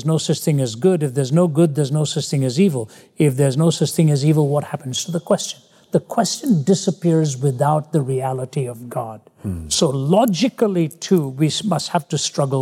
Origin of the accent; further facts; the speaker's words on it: India; moved away; When I was growing up in India, I was a constant failure